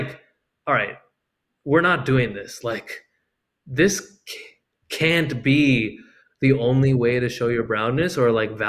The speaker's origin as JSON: {"language": "English", "country": "India", "moved": "as an adult", "said": "When I came to college from India, like I was definitely split for sure."}